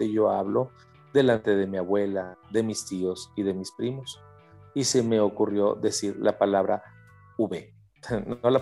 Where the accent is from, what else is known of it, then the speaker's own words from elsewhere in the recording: Culiacancito, Sinaloa, Mexico; now in Monterrey, Mexico; yo vengo de Sinaloa en realidad de una parte de afuera de la capital de Sinaloa, que es Culiacán, algo llamado Culiacancito.